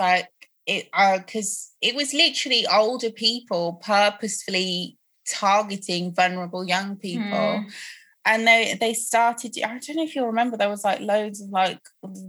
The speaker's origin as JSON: {"language": "English", "town": "Croydon", "region": "London", "country": "United Kingdom", "tie": "born there", "said": "I'm like, first of all, I was born in Croydon. I don't know anything about this country shit you guys."}